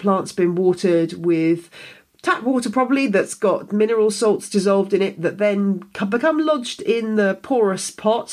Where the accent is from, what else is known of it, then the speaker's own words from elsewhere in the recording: United Kingdom; being a Brit